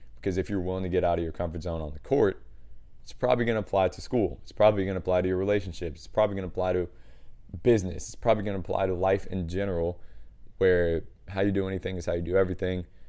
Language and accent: English; United States; one American trainer